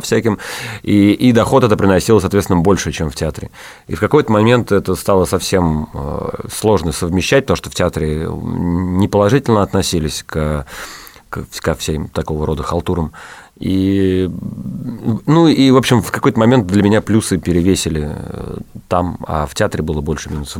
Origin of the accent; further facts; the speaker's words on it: Saratov, Saratov Oblast, Russia; я из Саратова